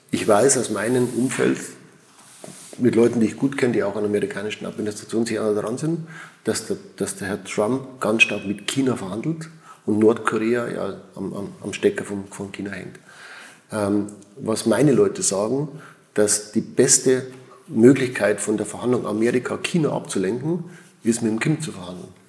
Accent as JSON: {"language": "German", "country": "Switzerland", "said": "Und, also ich bin ein Schweizer und ich muss schon sagen, hier in der Schweiz ist es anders."}